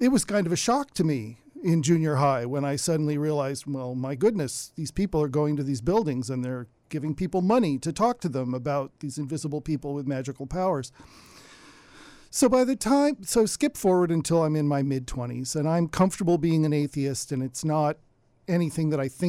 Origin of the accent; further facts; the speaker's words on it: Davis, California, United States; I grew up in Davis.